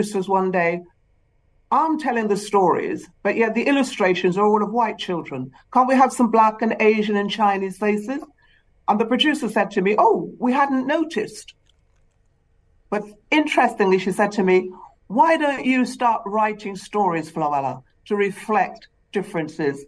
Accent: Trinidad & Tobago; also born or lived in England; now in United Kingdom; I was born in the Caribbean, in Trinidad.

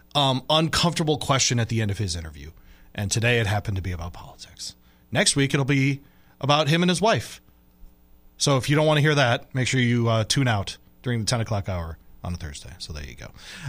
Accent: Detroit, Michigan, United States; now in Louisville, United States; I was born in St. John's Hospital, east side Detroit.

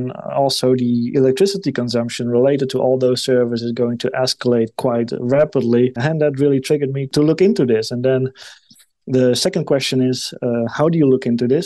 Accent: Netherlands; my home country, the Netherlands

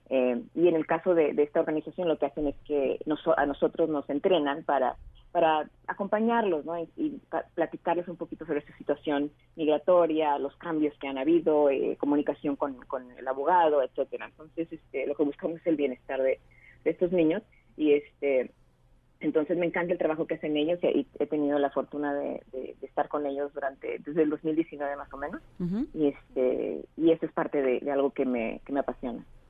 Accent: Tijuana, Baja California, Mexico; vivimos en Tijuana y, durante toda nuestra vida

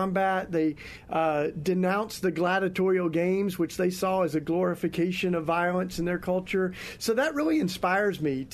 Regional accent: East Tennessee, United States; I grew up in the Bible Belt in East Tennessee

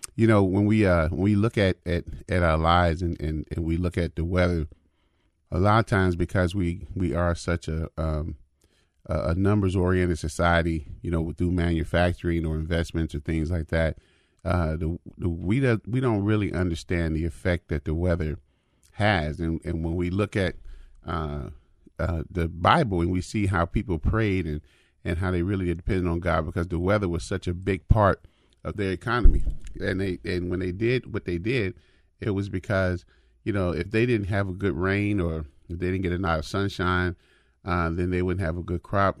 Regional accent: United States; I'm African American

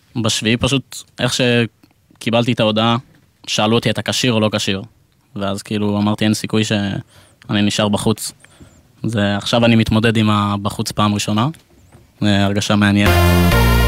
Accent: Israel; also born or lived in England (family origin) / Gush Etzion; now in Tel Aviv, Israel; אנחנו מאנגליה במקור, אני נולדתי פה, הם גרים בגוש עציון

